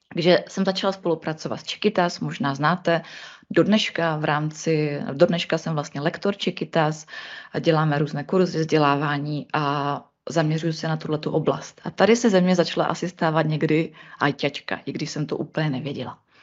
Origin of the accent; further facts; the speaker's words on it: Ostrava region, Moravian-Silesian Region, Czechia; já jsem z Ostra-, z Ostravska